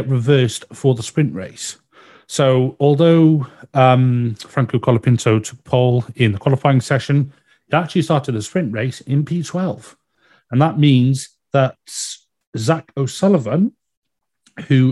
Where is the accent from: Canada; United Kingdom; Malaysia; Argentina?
United Kingdom; being a Brit